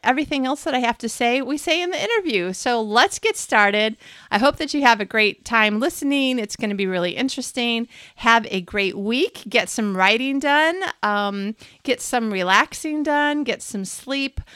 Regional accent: United States; now in Malmo, Sweden; as an American

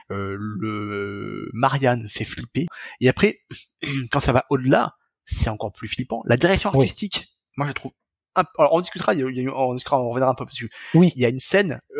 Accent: France; Alors après, quand on est français, on capte très vite que la maison des parents n'est pas en Bretagne, mais en Ile-de-France.

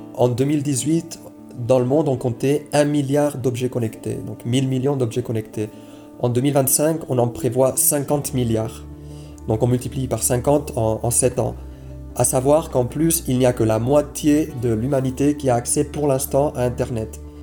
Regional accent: Switzerland; chez nous en Suisse

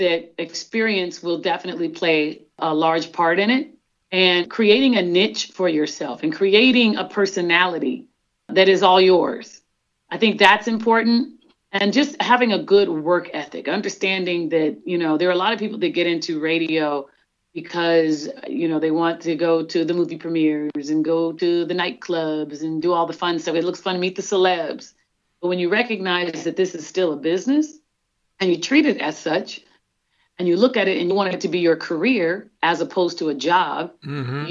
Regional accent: Killeen, Texas, United States; Growing up in Killeen, Fort Hood, you're about 3.5 hours away driving time from Dallas

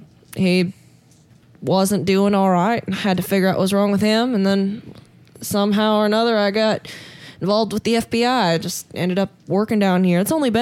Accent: Casper, Wyoming, United States; I grew up in Casper, Wyoming

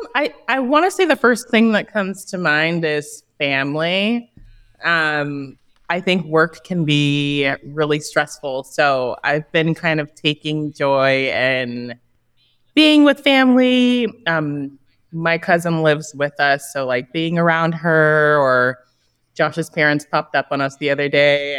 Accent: Los Angeles, California, United States; East Hollywood, uh, Thai Town. At some point, it became Thai Town. So, um, I'm from this neighborhood. I've walked these streets as a child.

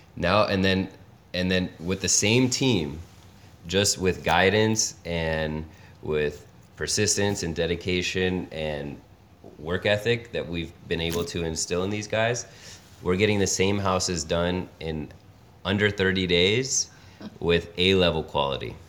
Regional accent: Los Angeles, California, United States; moved away as an adult; now in Detroit, United States; originally born and raised in Los Angeles

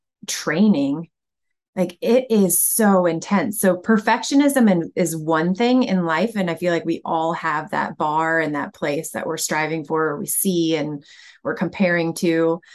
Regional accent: Michigan, United States; I grew up in Michigan, so not Canada

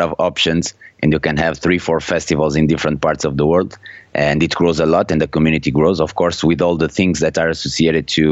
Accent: Porto, Norte, Portugal; English is a second language; I was born and raised in Porto. My parents are Portuguese

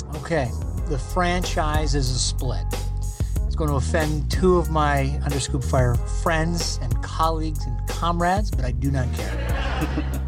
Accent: Canada; growing up in Canada

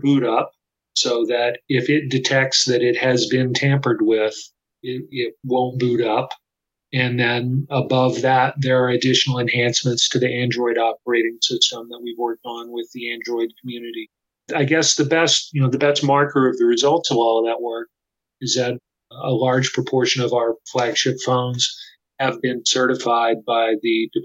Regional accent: Austin, Texas, United States; Samsung has had a factory in my hometown, Austin, Texas, since the 1990s

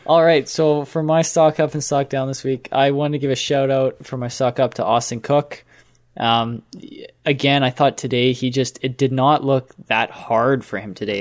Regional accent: Canada; we are Canadian

